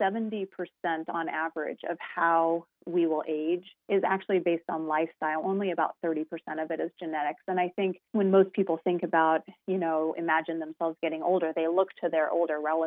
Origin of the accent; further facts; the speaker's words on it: Colorado, United States; I am from Colorado